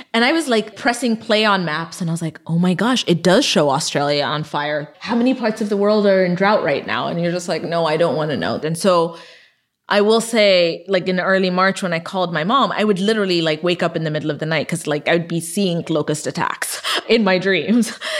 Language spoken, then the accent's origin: English; Ethiopia; moved away; I was born and raised in Ethiopia